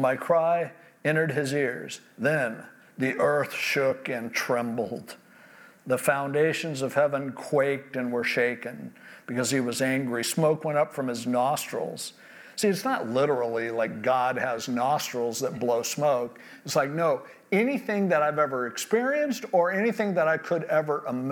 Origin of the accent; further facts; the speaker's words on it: California, United States; born and raised in California